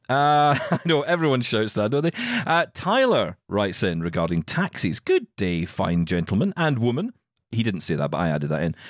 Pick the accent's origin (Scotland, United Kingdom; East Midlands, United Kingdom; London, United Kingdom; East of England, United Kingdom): Scotland, United Kingdom; I'm Scottish.